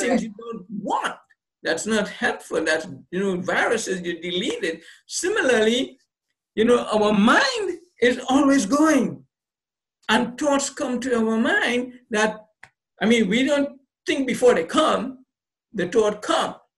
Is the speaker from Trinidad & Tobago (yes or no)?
yes; Trinidad & Tobago; I, was born on the island, grew up there, got my basic education in, in Trinidad and Tobago.